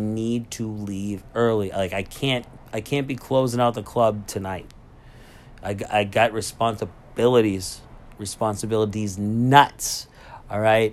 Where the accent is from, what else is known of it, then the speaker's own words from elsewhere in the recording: Lynn, Massachusetts, United States; I'm from Lynn